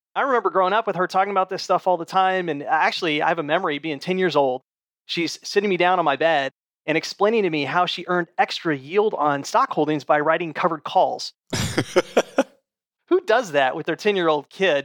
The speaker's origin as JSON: {"language": "English", "country": "United States", "tie": "born or raised there", "also_born_or_lived": "Middle East", "moved": "as an adult", "said": "growing up as an American"}